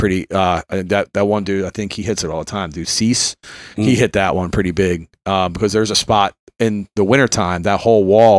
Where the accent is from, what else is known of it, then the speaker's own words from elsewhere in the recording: Philadelphia, Pennsylvania, United States; also born or lived in Bucks County, Pennsylvania; I grew up in Philly, then we moved to the suburbs.